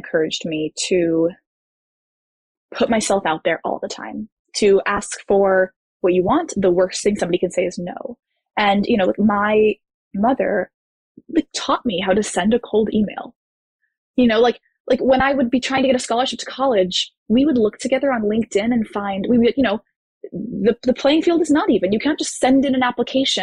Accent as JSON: {"language": "English", "town": "Houston", "region": "Texas", "country": "United States", "tie": "born or raised there", "also_born_or_lived": "Florida", "moved": "as an adult", "said": "I grew up in Houston, Texas"}